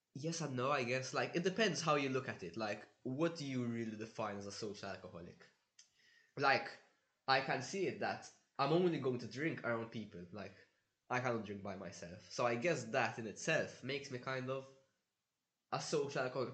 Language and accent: English; Malta; moved away as an adult; now in Budapest, Hungary; I'm from Malta